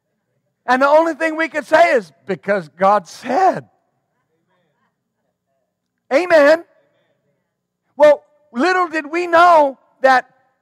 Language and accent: English; Texline, Texas, United States; The town I was raised in West Texas was Texline, Texas. Population 387.